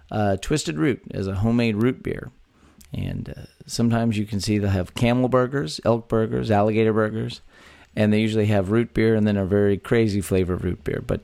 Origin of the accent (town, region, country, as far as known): Texas, United States; born or raised there